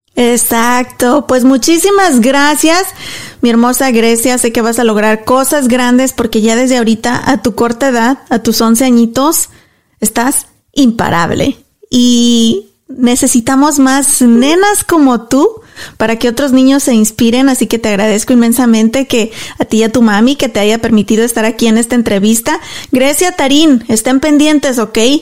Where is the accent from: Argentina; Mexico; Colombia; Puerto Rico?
Mexico; now in Dallas, United States; yo soy mexicana y soy súper orgullosa de ser mexicana